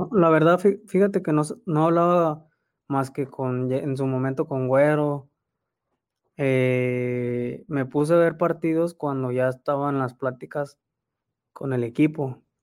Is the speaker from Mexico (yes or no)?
yes; Mexico; como mexicano